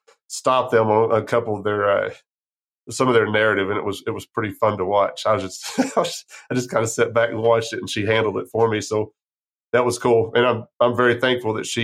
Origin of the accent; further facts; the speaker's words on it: San Angelo, Texas, United States; I grew up right outside of San Angelo